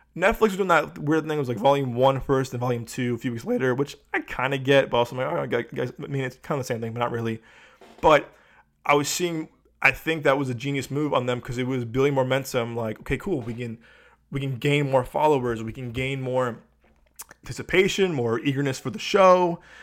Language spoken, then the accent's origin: English; Chicago, Illinois, United States; moved away; as a Chicagoan, I, I know real Chicago, I know, as a former Chicagoan, I know real Chicago